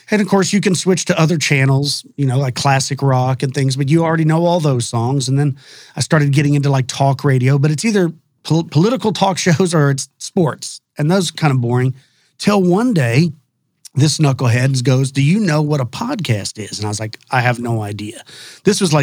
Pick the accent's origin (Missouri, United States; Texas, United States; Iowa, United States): Texas, United States; I'm a native Texan. I was born here in Texas. I grew up in a small town just west of Dallas-Fort Worth